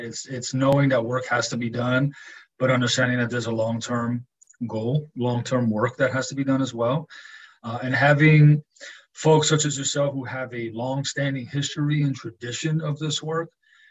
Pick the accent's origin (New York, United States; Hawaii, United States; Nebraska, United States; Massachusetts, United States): New York, United States; New York City; growing up in New York City, it's a melting pot